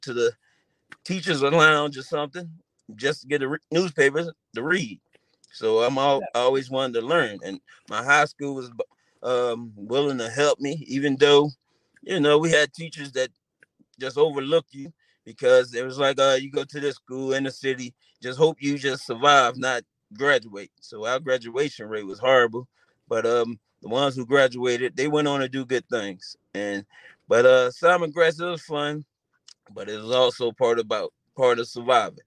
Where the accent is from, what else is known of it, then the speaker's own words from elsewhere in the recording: Philadelphia, Pennsylvania, United States; moved away as an adult; growing up in Philly with my family, my friends, and everyone